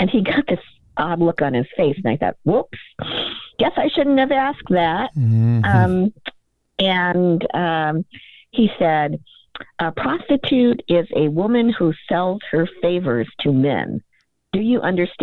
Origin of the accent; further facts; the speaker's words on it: Akron, Ohio, United States; also born or lived in Cleveland, Ohio; I grew up in Ohio. I was born in Cleveland. I grew up near Akron in a very working class environment.